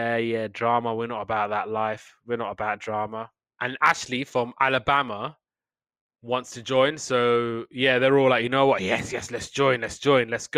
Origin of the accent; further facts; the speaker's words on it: United Kingdom; I'm Brit